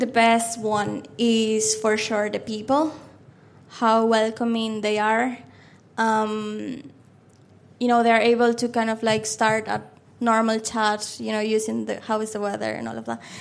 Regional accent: Maracaibo, Zulia, Venezuela; first language Spanish; English is a second language; moved away as an adult; now in Dublin, Ireland; the place that you were born and raised, and that's Venezuela

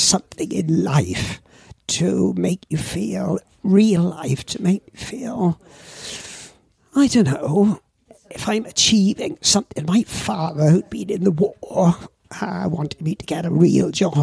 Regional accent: Swansea, Wales, United Kingdom; I went to school in grammar school at Swansea

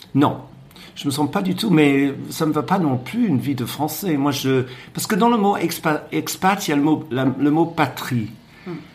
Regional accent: Cornwall, South West England, United Kingdom; French is a second language; moved away as an adult; also born or lived in Berlin, Germany / Brussels, Belgium; now in Paris, France; j'ai grandi en Cornouailles dans les années 60

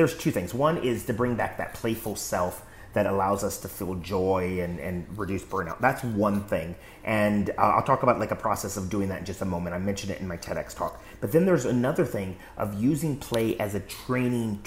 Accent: West Coast, United States; I grew up in the West Coast, so the earthquake drills and stuff like that.

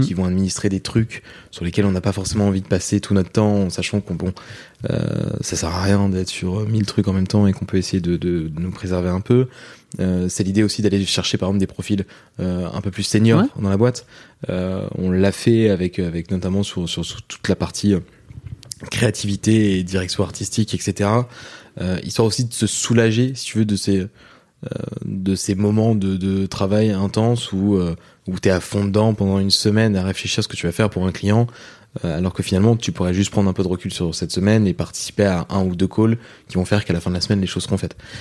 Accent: Rouen, Normandy, France; moi je viens de Rouen en Normandie et ce qui fait que même dans la banlieue de Rouen donc moi j'ai vécu dans un, pavillon en province

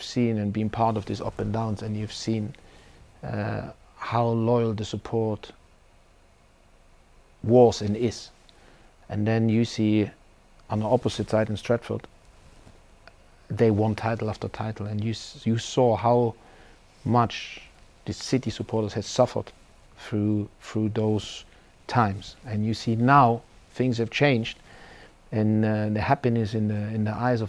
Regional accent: Germany; I've been out of my home country for quite some time. And at one point in my career as a coach, I would like to challenge myself and see how my philosophy, my way of playing, my way of coaching works in Germany.

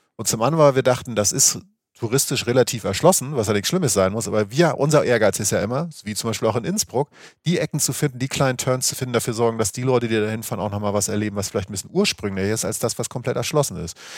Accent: Schleswig-Holstein, Germany; ich komme aus der Gegend, wo es einfach keinen Berg gibt, Schleswig-Holstein.

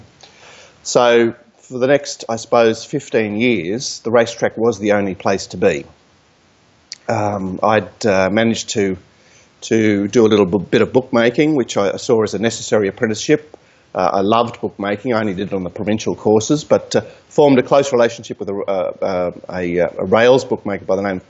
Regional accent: Australia

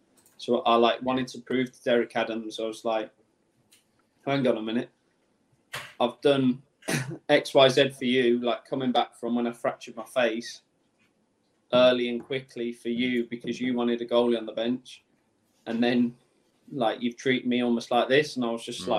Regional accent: Birmingham, West Midlands, United Kingdom; I'm from Birmingham. So it was like in my hometown, home city

